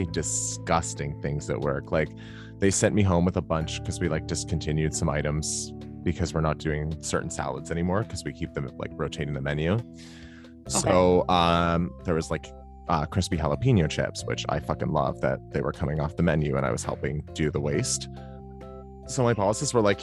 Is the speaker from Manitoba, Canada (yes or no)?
no; Ontario, Canada; now in Alberta, Canada; growing up in Ontario